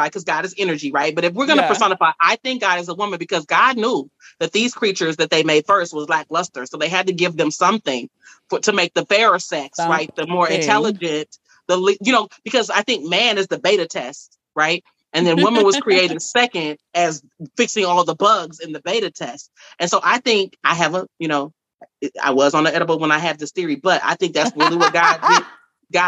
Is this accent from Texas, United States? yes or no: yes; Dallas, Texas, United States; I'm from the South. I'm from Dallas, Texas.